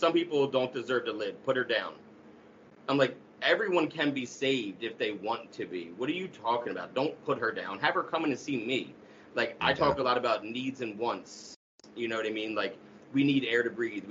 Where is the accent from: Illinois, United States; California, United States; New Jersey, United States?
New Jersey, United States; Camden; I grew up right outside of Camden, New Jersey.